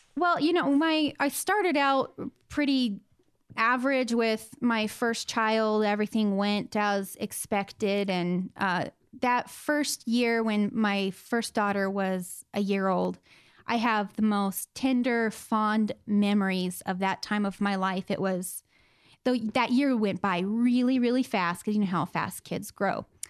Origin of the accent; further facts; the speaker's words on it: Southern California, United States; I grew up in Southern California in, um, a little desert town